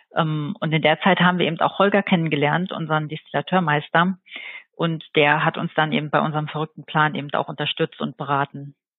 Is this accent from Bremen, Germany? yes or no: no; Dortmund, North Rhine-Westphalia, Germany; now in Eifel, Germany; ich wurde in Dortmund geboren und lebe seit mittlerweile ungefähr zwölf Jahren hier in der Eifel